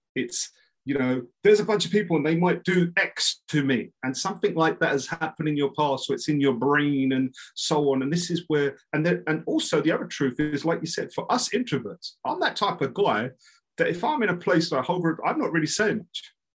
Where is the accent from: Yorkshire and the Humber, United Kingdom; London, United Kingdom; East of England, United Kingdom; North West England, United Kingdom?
London, United Kingdom; I'm like from East London